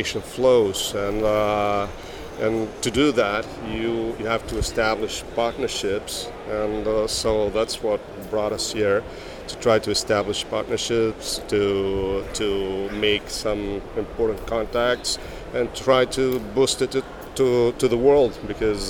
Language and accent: English; Braga, North, Portugal; I'm from Portugal, and from the north of Portugal, the third largest city in Portugal, Braga.